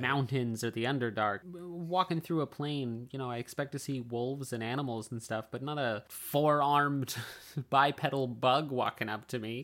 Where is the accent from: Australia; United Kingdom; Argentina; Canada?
Canada; British Columbia; also born or lived in Forest Grove; I grew up on a fountain in British Columbia